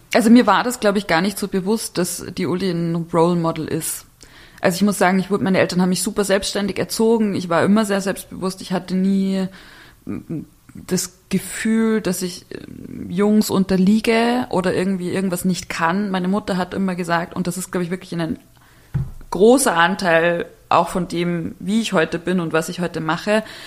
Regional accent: Bavaria, Germany; now in Berlin, Germany; ich komme aus, aus Bayern, aus dem kleinen Dorf

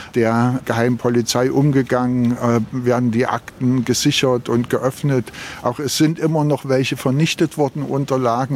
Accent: Berlin, Germany; ich komme aus Berlin

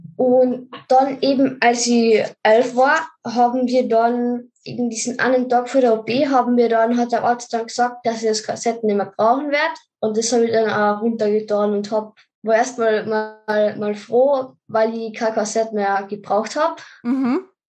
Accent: Carinthia, Austria; ich komme aus Österreich, also aus Kärnten

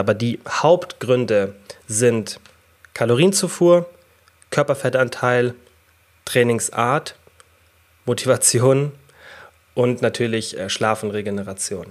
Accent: Germany; bei uns in Deutschland

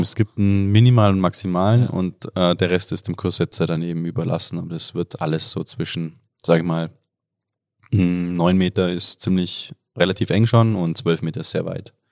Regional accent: Oberstdorf, Bavaria, Germany; komme aus Oberstdorf, aus dem Allgäu

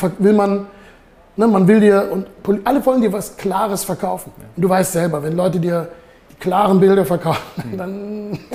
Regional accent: Heidelberg, Baden-Württemberg, Germany; moved away as an adult; now in Zurich, Switzerland; Ich bin hier in Heidelberg aufgewachsen

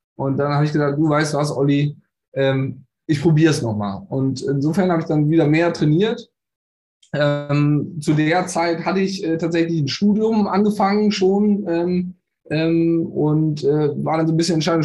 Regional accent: Bonn, North Rhine-Westphalia, Germany; gebürtig aus Bonn

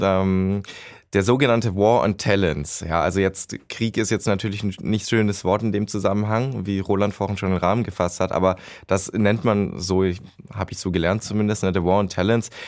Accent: Baden-Württemberg, Germany; ich komme aus The Land

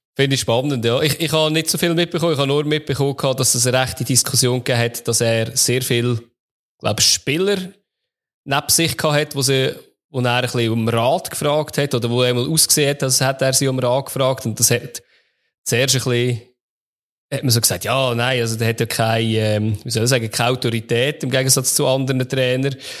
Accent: Switzerland

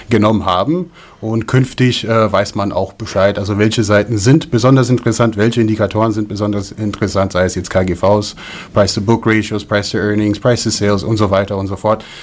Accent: United States; now in Germany; Dazu muss man auch sagen, ähm, der Gedanke kommt aus den USA. Ich bin in den USA aufgewachsen und da habe ich Microsoft gekauft.

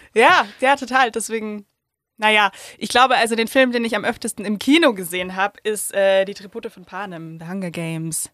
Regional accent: Hof, Bavaria, Germany; moved away; ich bin ja in Hof in Oberfranken aufgewachsen

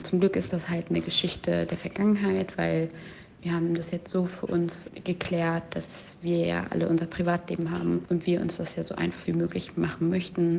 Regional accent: East Germany, Germany; Ich bin libanesisch, palästinensisch und in Ostdeutschland groß geworden

